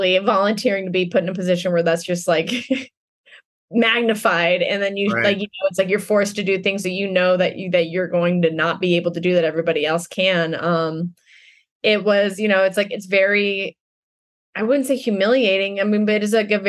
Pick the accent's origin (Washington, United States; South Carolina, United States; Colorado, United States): Colorado, United States; Denver; I grew up in Denver